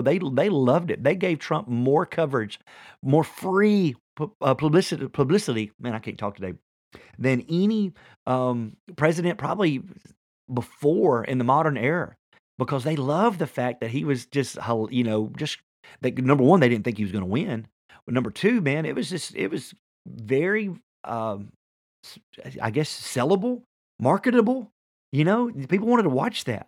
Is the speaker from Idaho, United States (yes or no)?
no; Tennessee, United States; I'm from Tennessee